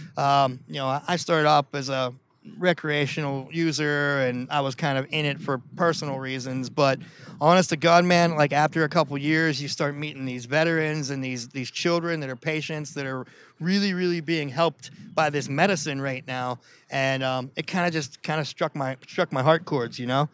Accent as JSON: {"language": "English", "town": "Pittsburgh", "region": "Pennsylvania", "country": "United States", "tie": "born or raised there", "said": "My goal is not to leave Pittsburgh because, uh, you know, it's, it's my, it's my hometown"}